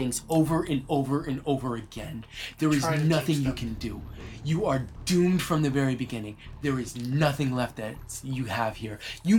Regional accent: Texas, United States; I am from Texas.

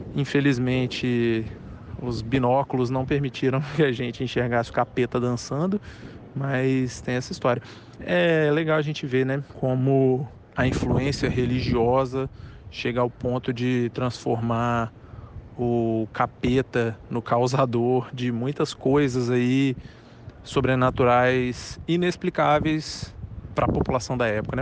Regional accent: Cariacica, Espírito Santo, Brazil; eu sou de Cariacica Sede

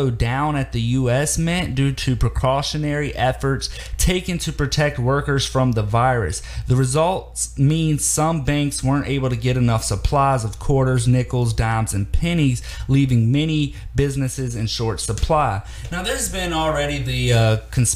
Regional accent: Virginia, United States; my home state of Virginia

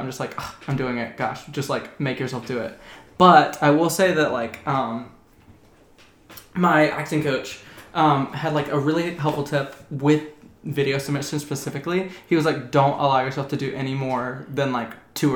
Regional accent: Pamplico, South Carolina, United States; Pamplico, South Carolina

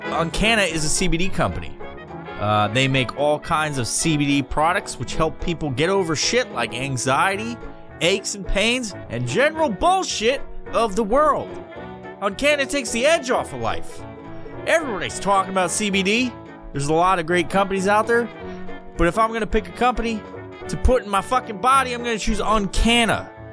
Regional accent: New York, United States; now in Washington, United States; I'm originally from New York, but I've been living in Washington forever

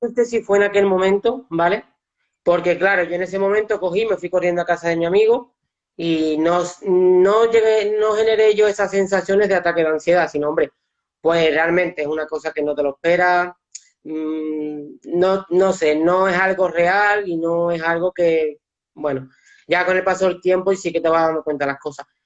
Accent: Seville, Andalusia, Spain; yo también soy de Sevilla

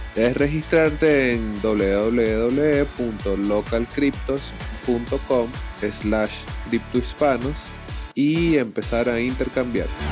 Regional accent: Venezuela; sé que formo parte de Venezuela, sé que soy latinoamericano

